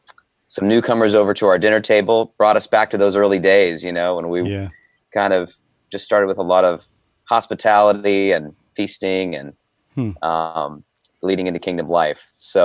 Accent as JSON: {"language": "English", "region": "Midwest", "country": "United States", "tie": "born or raised there", "also_born_or_lived": "Chicago", "said": "I live here in Chicago, so I'm a Midwesterner, born and raised."}